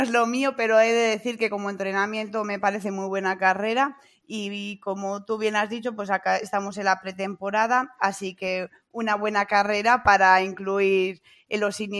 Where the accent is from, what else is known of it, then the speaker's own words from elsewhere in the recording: Pradejón, La Rioja, Spain; now in El Villar, Spain; vivo en Pradejón. Bueno, soy de Pradejón, pero vivo actualmente en el Villar por por cosas de matrimonio.